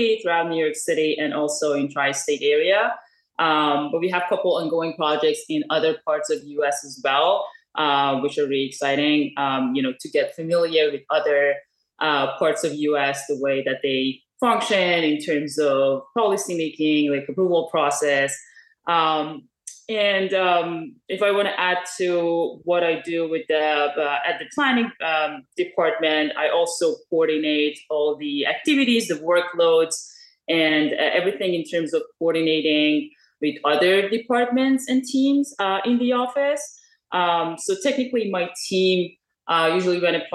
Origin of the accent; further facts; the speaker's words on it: Iran; moved away as an adult; now in United States; I'm originally from Iran. And after moving to US